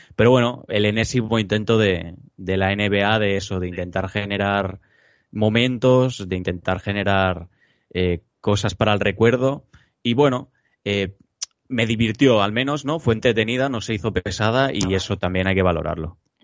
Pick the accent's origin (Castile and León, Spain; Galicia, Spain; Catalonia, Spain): Catalonia, Spain; Barcelona; tres chicos que somos de Barcelona, de Cataluña